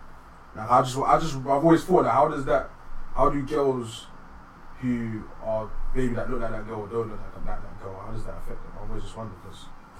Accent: London, United Kingdom; I'm from London, I live in London

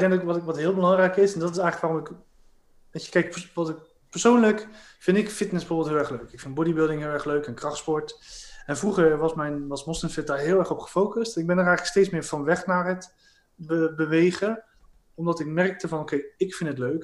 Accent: Rotterdam, South Holland, Netherlands; ik ben een Rotterdammer

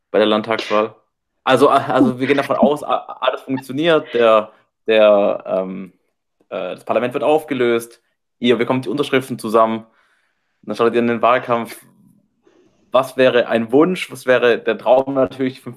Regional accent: Baden-Württemberg, Germany; Ja gut, erstmal komme ich aus, erstmal aus Baden-Württemberg und bin wahrscheinlich geborener CDUler

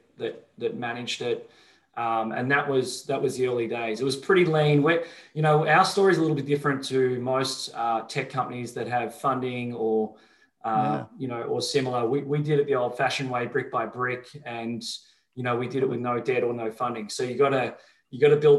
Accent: Melbourne, Victoria, Australia; I grew up in Melbourne, Australia

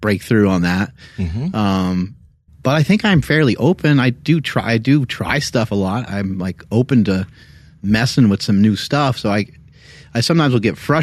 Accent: United States; I'm American

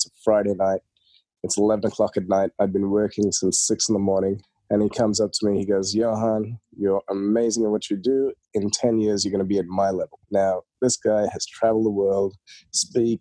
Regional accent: Australia; also born or lived in India; when we were growing up, so we moved to Australia in 1991

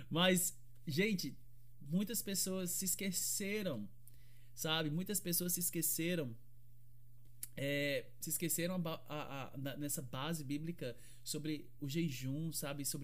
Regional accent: Fortaleza, Ceará, Brazil; Eu sou, sou do Ceará, sou de Fortaleza e é quente pra caramba lá.

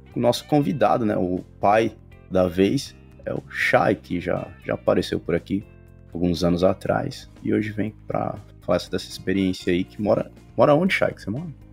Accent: São Paulo, Brazil; moved away as an adult; also born or lived in Europe; a gente é do Brasil, São Paulo

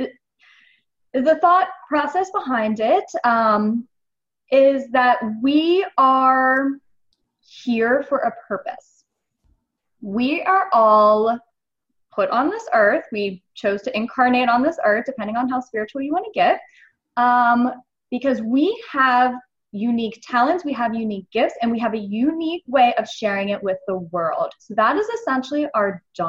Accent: United States; I grew up in America

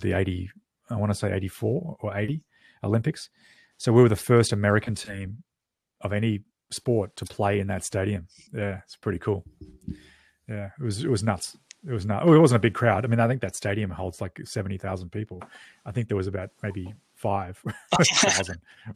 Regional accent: Australia; now in Canada; as an Australian going back

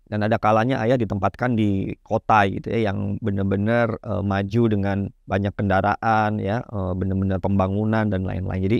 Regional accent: Banyuwangi, East Java, Indonesia; Saya asli Banyuwangi, Jawa Timur, uh, paling ujung Pulau Jawa gitu ya.

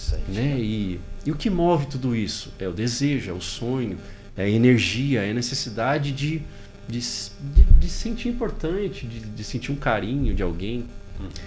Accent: Pirassununga, São Paulo, Brazil; Eu sou de Pirassununga, interior de São Paulo

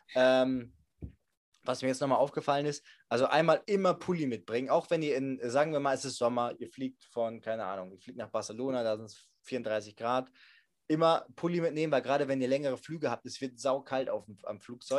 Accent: Germany; ich bin aus Deutschland

